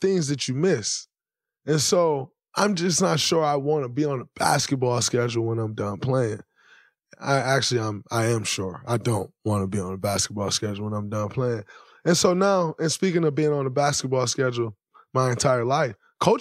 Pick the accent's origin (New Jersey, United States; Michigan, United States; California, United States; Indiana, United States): Michigan, United States; Saginaw; moved away; growing up in Saginaw, Michigan